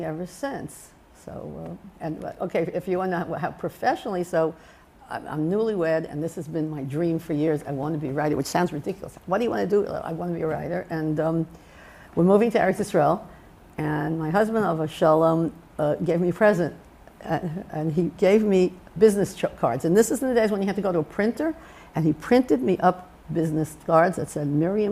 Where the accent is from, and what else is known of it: New York City, New York, United States; born or raised there; moved away; also born or lived in Har Nof